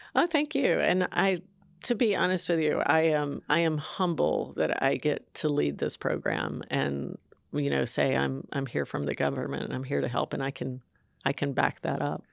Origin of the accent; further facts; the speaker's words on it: San Jose, California, United States; I'm from San Jose, California.